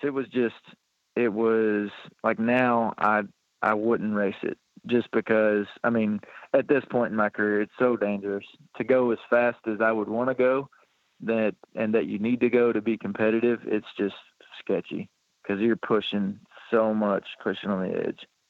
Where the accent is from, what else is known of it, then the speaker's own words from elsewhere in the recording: Flaherty, Kentucky, United States; also born or lived in Louisville, Kentucky; born in Louisville, Kentucky, but I've lived in Flaherty, Kentucky, my whole life